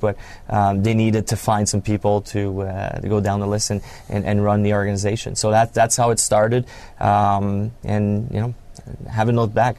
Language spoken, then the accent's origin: English; Canada; moved away as an adult; I grew up in Canada, French Canadian, and uh, kind of came up through the ranks. Played junior, major junior hockey